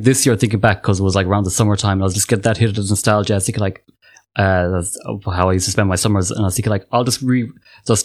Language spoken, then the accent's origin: English; Ireland; I'm from Ireland, and I am an artist